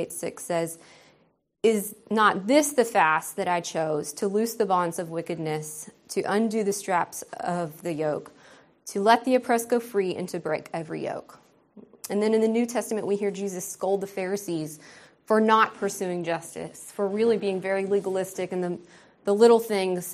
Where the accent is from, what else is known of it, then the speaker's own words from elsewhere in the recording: United States; moved away as an adult; also born or lived in Ukerewe, Tanzania; now in Tanzania; my privilege as an American